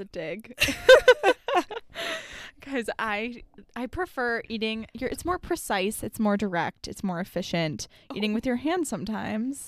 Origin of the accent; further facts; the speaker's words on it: South Florida, United States; growing up in South Florida